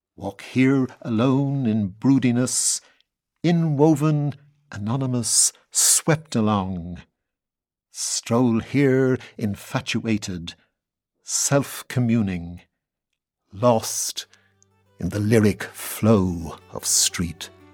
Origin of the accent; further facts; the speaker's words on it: Dublin, Leinster, Ireland; also born or lived in west of Ireland; born and bred in Dublin